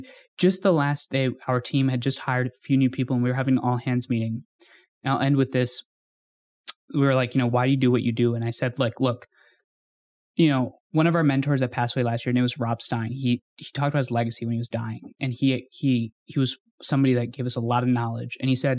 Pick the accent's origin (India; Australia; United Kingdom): India; when we were growing up in India, and then we would move back and forth, and then I would travel back and forth.